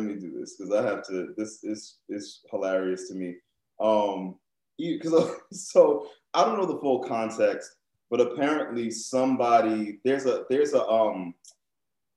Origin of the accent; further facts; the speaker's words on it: New Orleans, Louisiana, United States; growing up in New Orleans and Creole culture, we have a very broad definition of what black is